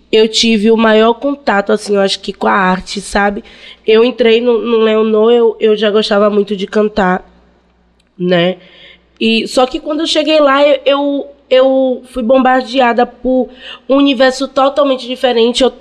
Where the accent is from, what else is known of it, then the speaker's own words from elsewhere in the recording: Bahia, Brazil; born there; A 11 é, é o bairro onde eu nasci, né? Cajazeiras, o, dos maiores bairros da América Latina. E foi onde eu tive meu primeiro contato na música